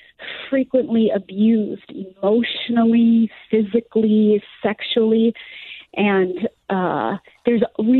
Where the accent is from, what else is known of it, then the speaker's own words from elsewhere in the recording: Southwest Florida, United States; my hometown where I live right now in Southwest Florida